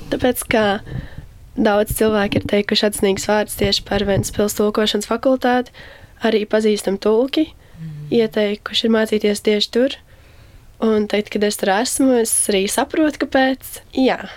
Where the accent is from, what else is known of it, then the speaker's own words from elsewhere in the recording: Saldus, Kurzeme, Latvia; moved away as an adult; also born or lived in Riga; tagad esmu kurzemniece